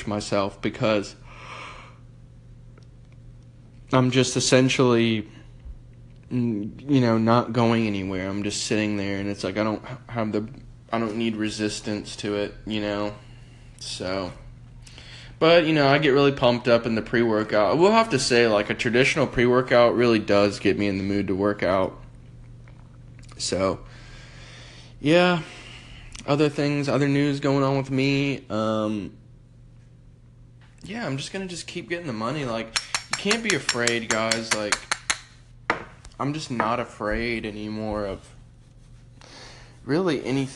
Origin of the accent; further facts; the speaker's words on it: United States; I'm from America